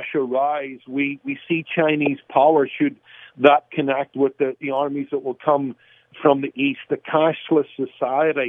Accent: Belfast, Northern Ireland, United Kingdom; moved away; a boy growing up in Belfast

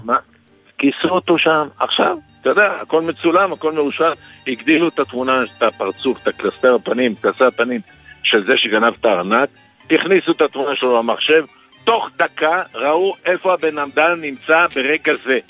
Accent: Tel Aviv, Tel Aviv District, Israel; אצלנו בתל אביב

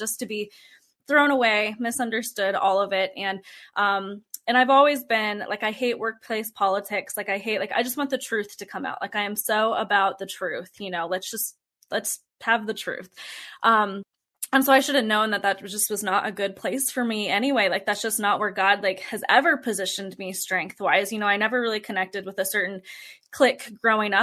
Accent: Fort Collins, Colorado, United States; we ended up moving back to my hometown in Colorado, which is Fort Collins, Colorado. And that's where we are now.

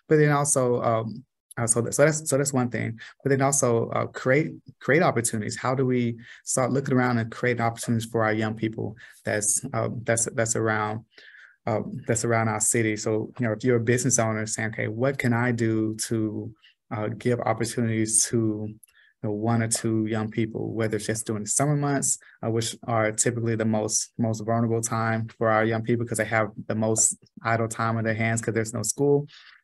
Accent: Los Angeles, California, United States; moved away as an adult; now in Tulsa, United States; I'm from South Central

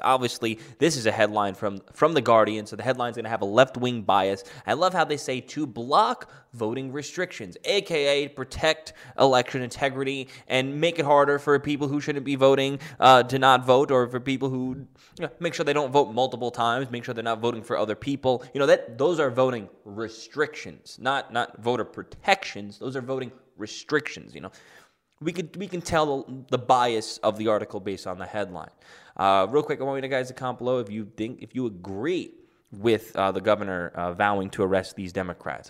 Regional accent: United States; I'm American with Italian ancestry.

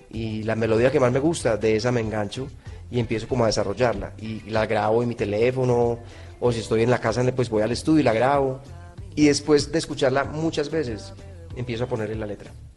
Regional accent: Colombia; yo soy un colombiano más

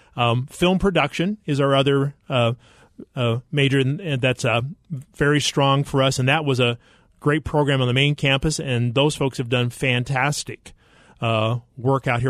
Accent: Idaho, United States; moved away as an adult; also born or lived in Arkansas; grew up in Idaho on a potato farm

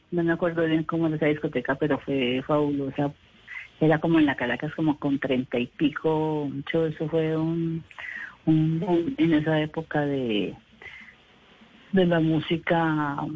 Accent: Bogotá, Colombia

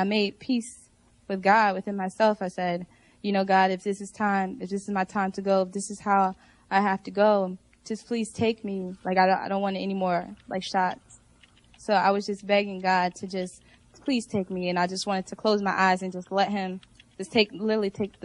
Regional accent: Philadelphia, Pennsylvania, United States; I'm originally from Philadelphia, born and raised. I'm originally in North Philadelphia, but now I live in Southwest

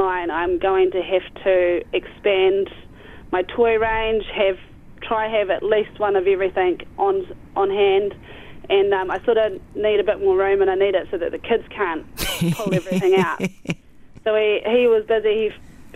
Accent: Maniototo, Paerau Valley, Lammermoor, Otago, New Zealand; also born or lived in Dunedin; I grew up in the Maniatoto, up in the Pairau Valley, best known as the Sticks, at Lammermoor with my parents and two younger brothers

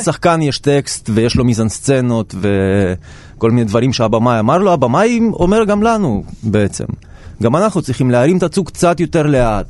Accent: Saint Petersburg, Russia; now in Israel; גדלתי קצת באוניברסיטה קטנה כזאת ב- בעיר לנינגרד בתקופתו, שאימא שלי הייתה מלמדת שמה, ואני בתור ילד הייתי מתרוצץ

